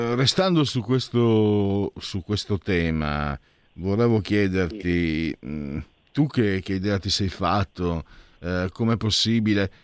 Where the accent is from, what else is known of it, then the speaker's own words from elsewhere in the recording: Friuli-Venezia Giulia, Italy; Io vengo dal Friuli